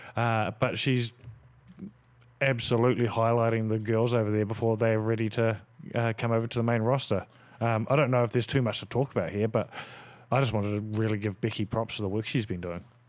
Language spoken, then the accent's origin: English; New Zealand; me being a Kiwi